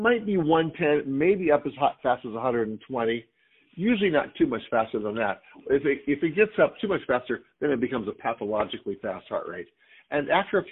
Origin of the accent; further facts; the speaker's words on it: Southern California, United States; I grew up in Southern California, and Huntington Beach is where I used to go every day of the summer.